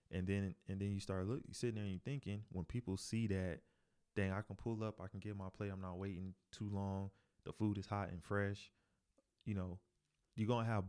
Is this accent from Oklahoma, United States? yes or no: no; North Carolina, United States; I'm from North Carolina too.